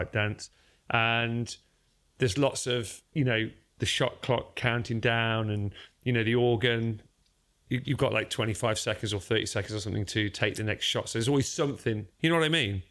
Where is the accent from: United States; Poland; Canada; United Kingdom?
United Kingdom; Derby, East Midlands; also born or lived in South London; now in London, United Kingdom; I am from Derby